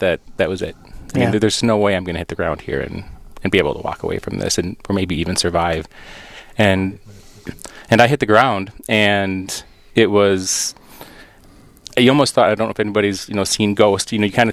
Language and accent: English; Wisconsin, United States; moved away as an adult; now in Rochester, United States; So I was born and raised in Wisconsin